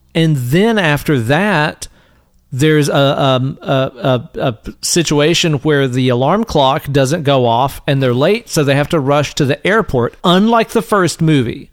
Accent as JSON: {"language": "English", "region": "East Tennessee", "country": "United States", "tie": "born or raised there", "said": "when we were kids growing up in East Tennessee"}